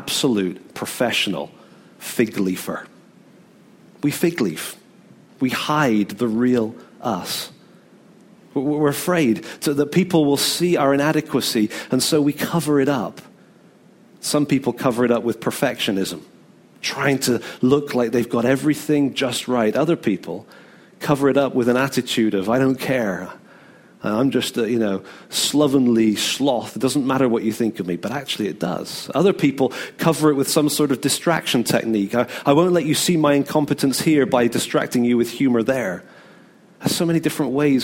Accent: United Kingdom; we're British

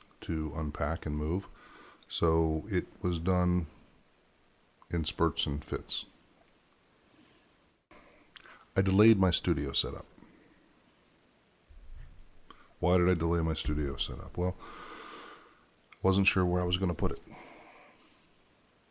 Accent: Ohio, United States; moved away; also born or lived in Michigan; I grew up in Ohio for the most part, Ohio, Michigan, for a vast majority of my time

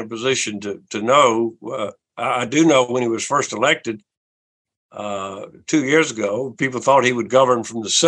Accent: South Carolina, United States; my home state

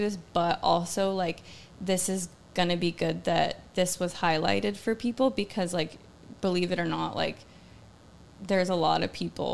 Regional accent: Georgia, United States; growing up in Georgia

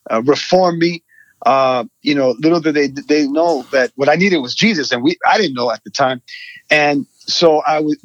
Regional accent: New York City, New York, United States; I was born in Queens, New York, and raised in a community that was predominantly Hispanic

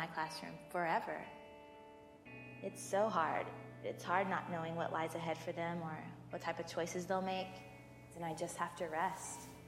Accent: Georgia, United States; born or raised there

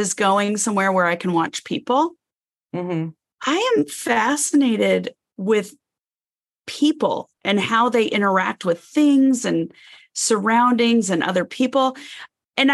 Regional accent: Arizona, United States; I grew up in Arizona and lived with my mom and stepdad

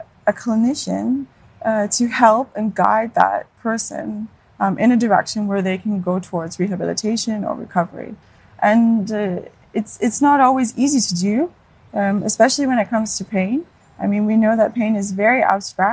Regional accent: Hamilton, Ontario, Canada; moved away as an adult; now in Denmark; I'm from Hamilton, Ontario, so home of McMaster University

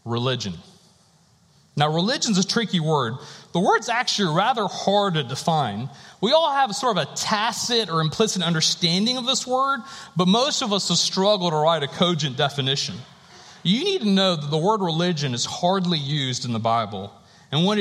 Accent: North Carolina, United States; I was born and raised in North Carolina

